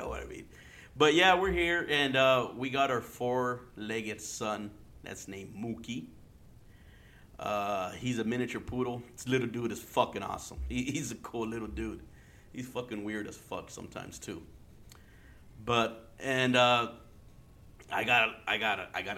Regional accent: Yuma, Arizona, United States; also born or lived in San Luis Río Colorado, Sonora, Mexico; now in Phoenix, United States; I grew up in Yuma, you know. I grew up in Yuma, Arizona

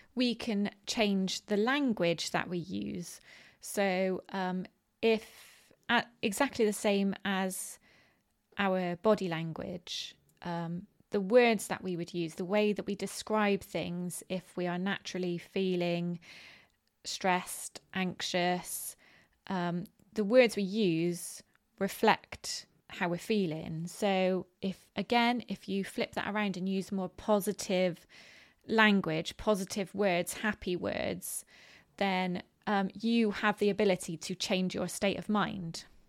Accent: Bristol, South West England, United Kingdom; accent: West Country; I am from Bristol in the UK, which is in the southwest of the country, and um, we have a very how can you describe it? Um, well, a West Country accent.

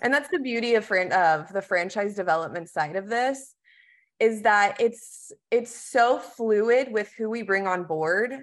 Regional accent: Texas, United States; now in North Carolina, United States; I am originally from Texas

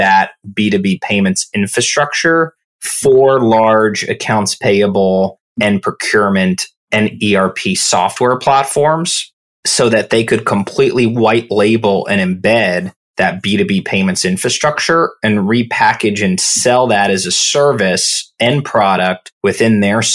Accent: Orlando, Florida, United States; moved away as an adult; also born or lived in New York / London / San Francisco / San Mateo, California; I grew up in Orlando, Florida, really close to Disney World

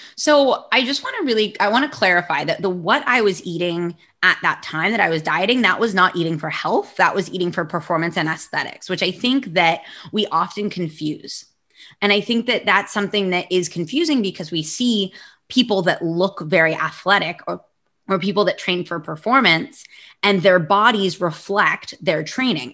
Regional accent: United States; moved away as an adult; now in Barcelona, Spain; I'm American, but I live in Barcelona

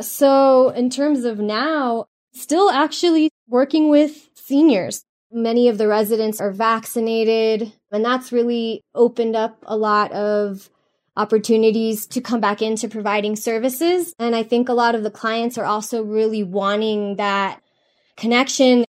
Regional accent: Miami, Florida, United States; moved away; I grew up in South Florida in Miami

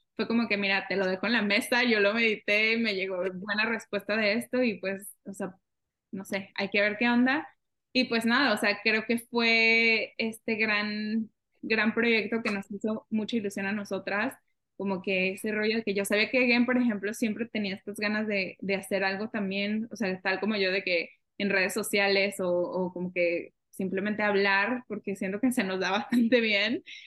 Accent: Mexico; now in Canada; una mexicana viviendo en Canadá

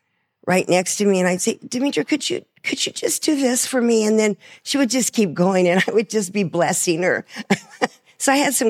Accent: Coolidge, Arizona, United States; I don't know what that is, because, you know, I'm from Coolidge.

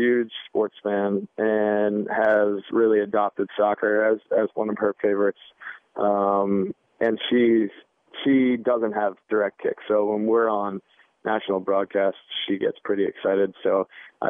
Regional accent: East Coast, United States; also born or lived in Washington, D.C.; Growing up on the East Coast and then playing at Georgetown

